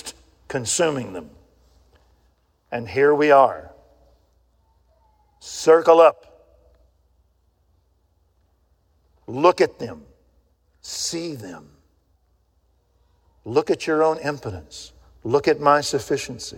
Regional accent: Waco, Texas, United States; when I grew up in Waco, Texas, I had a guy live next door to me named Ralph Smith

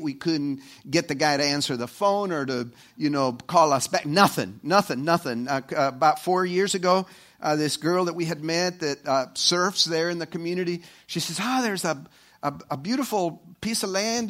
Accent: El Salvador; moved away; El Salvador. And that's, uh, uh, you know, my, my, my home country

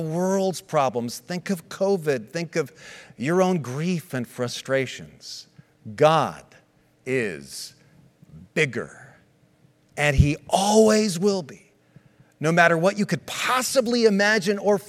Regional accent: United States; I was born in the States, but was born as a citizen of Switzerland because my parents were Swiss

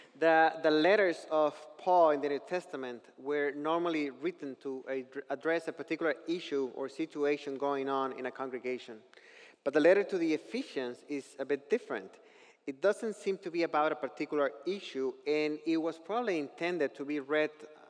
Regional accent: northern Mexico, Mexico; I grew up in northern Mexico

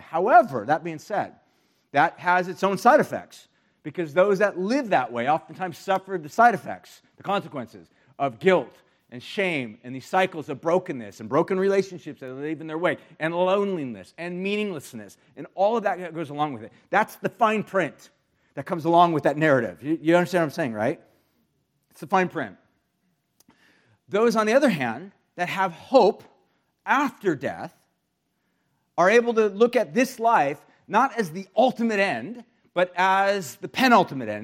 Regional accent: United States; especially as American Christians

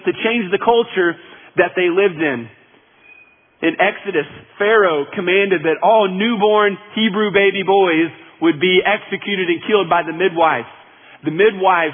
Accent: United States; as American citizens

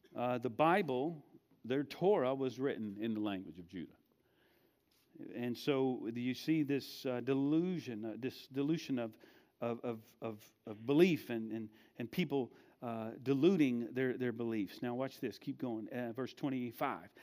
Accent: United States; we are, most of us, not all of us, are American, born and raised Americans, and we are American Christians

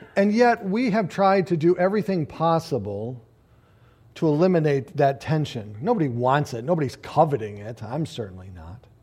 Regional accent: United States; we as American Christians

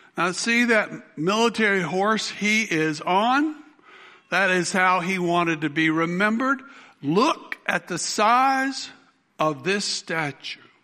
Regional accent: South Carolina, United States; I went out for the high school football team where I grew up in South Carolina

